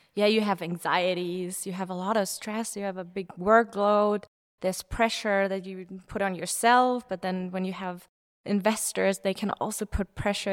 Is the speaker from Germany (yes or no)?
yes; Munich, Bavaria, Germany; I'm from Munich.